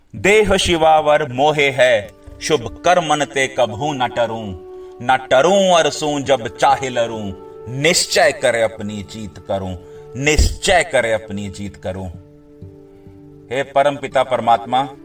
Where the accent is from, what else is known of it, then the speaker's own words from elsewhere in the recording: India; हम उस देश में पैदा हुए हैं